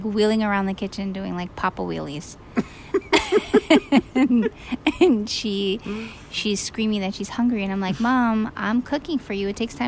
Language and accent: English; New York, United States; I'm a New Yorker.